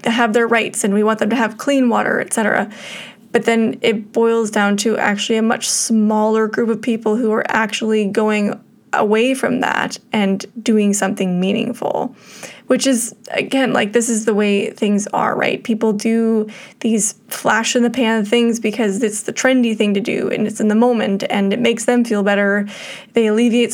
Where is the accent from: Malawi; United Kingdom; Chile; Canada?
Canada; we were all, as white Canadian settlers, brought up in an environment that is racist towards Indigenous people